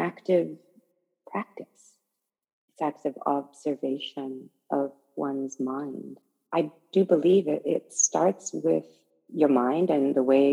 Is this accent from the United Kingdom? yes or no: no; Okayama, Japan; also born or lived in Northern California, United States; now in New York, United States; the temple that I grew up in Okayama